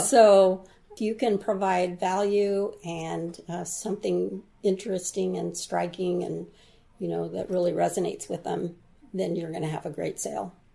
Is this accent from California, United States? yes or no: no; Southern Oregon, United States; moved away as an adult; also born or lived in South Korea / Seattle; I Went to all kinds of schools from Rogue River to Central Point to Medford